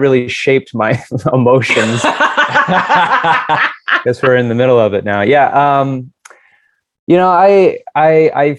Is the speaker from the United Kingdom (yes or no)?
no; Seattle, Washington, United States; also born or lived in Puyallup, Washington; Puyallup, Washington. So I'm from Seattle